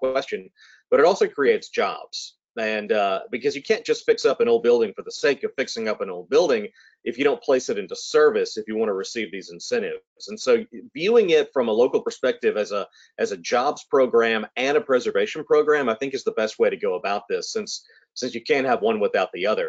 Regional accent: Mobile, Alabama, United States; moved away as an adult; also born or lived in New Orleans, Louisiana / Edinburgh, Scotland; growing up in Mobile, a city with so much architectural history and architectural culture

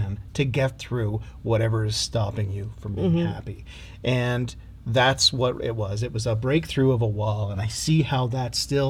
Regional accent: Cape Breton Island, Nova Scotia, Canada; I grew up on Cape Breton Island.

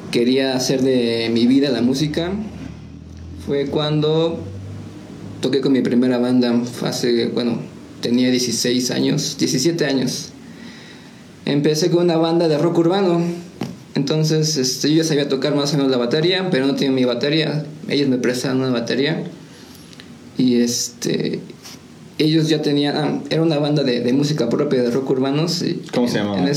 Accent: Nepantla, State of Mexico, Mexico; born there; now in San Juan del Río, Mexico; bueno, se puede decir que ya soy de aquí de San Juan, pero ya llevo muchos años viviendo aquí en San Juan, como unos 22, 23. Este, entonces pues yo soy de aquí, pero nací en Nepantla, Estado de México.

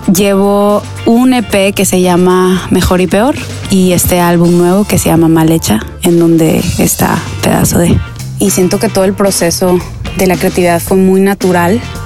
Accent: Mexico; yo soy una niña mexicana

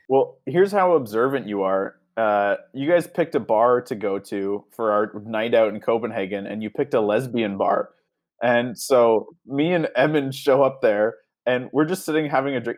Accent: Canada; accent: Canadian; I never really realized how Canadian I sound

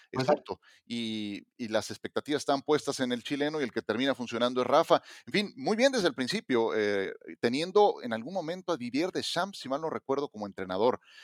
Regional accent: Mexico; como mexicano

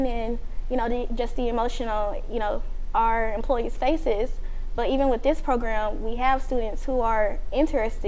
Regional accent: Little Rock, Arkansas, United States; moved away as an adult; now in Shreveport, United States; I'm from Little Rock, Arkansas

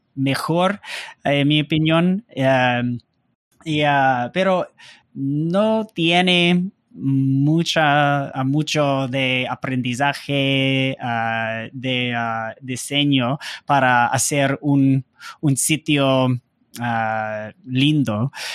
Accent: United States; Spanish is a second language; soy gringo, entonces Ah, siempre es difícil para hablar en español

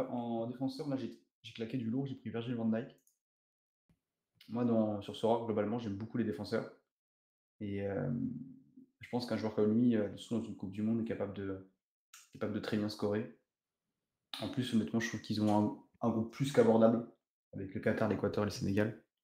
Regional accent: Portugal; parce que je suis originaire euh, du Portugal, donc j'avais un petit côté, un petit côté patrie.

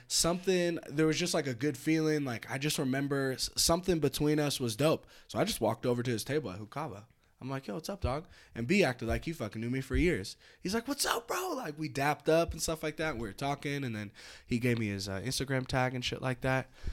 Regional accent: North Bay, California, United States; moved away as an adult; now in Reno, United States; I'm from the North Bay out in California

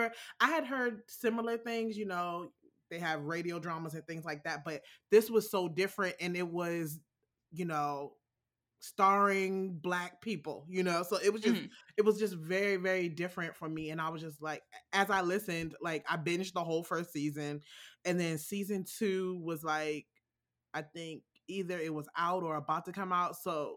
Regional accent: Alexandria, Virginia, United States; I am from Alexandria, Virginia. It's in the DC metro area. It's a small part of Virginia as compared to other parts. And it's almost city, but not quite. It's like a step away from being the city.

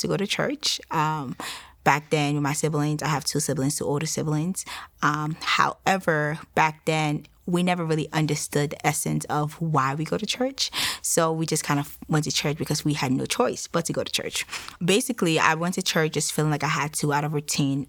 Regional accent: Nigeria; now in United States; I am Nigerian. Um, I relocated to the United States in 2009

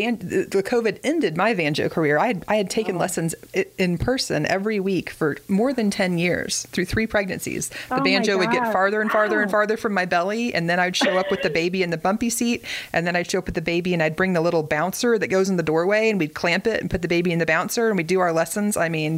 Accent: Springfield, Missouri, United States; I grew up in Springfield, Missouri

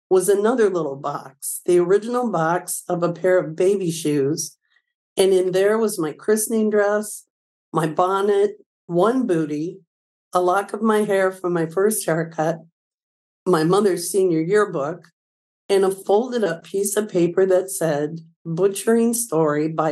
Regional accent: Milledgeville, Illinois, United States; moved away as an adult; now in Belleville, United States; I grew up in Milledgeville, a little town of about 1,000 folks in the northwest corner of Illinois

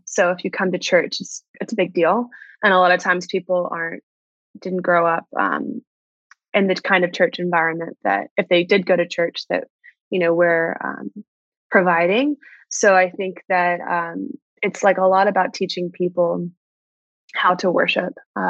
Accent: Atlanta, Georgia, United States; now in New York City, United States; So I think I've lost it a bit, my accent

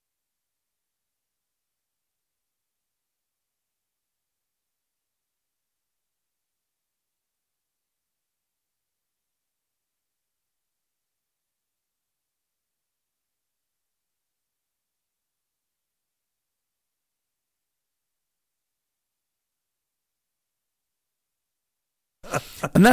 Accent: London, United Kingdom; I grew up in Southeast London

